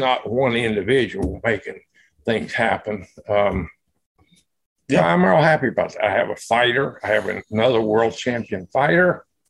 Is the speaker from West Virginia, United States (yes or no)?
yes; Red Jacket, West Virginia, United States; Well, I grew up in West Virginia.